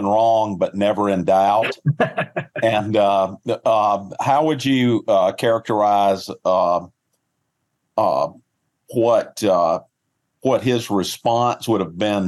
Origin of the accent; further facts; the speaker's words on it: the South, United States; a Southerner